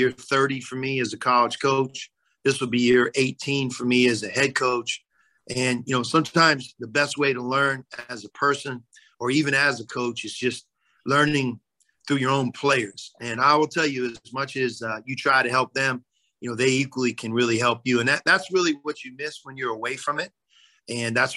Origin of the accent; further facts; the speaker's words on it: Pittsburgh, Pennsylvania, United States; moved away as an adult; now in Cincinnati, United States; Born and raised in Pittsburgh, went to Pitt